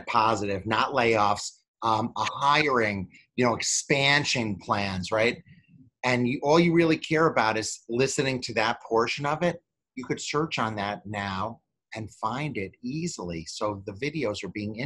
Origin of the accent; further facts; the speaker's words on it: New York City, New York, United States; also born or lived in Chicago; now in Los Angeles, United States; I'm a native New Yorker